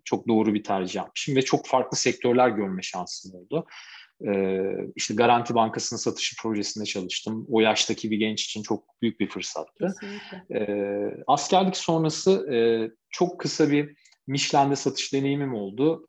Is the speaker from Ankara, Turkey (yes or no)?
yes; Ankara, Turkey; Ankara'da okudum tüm hayatım boyunca.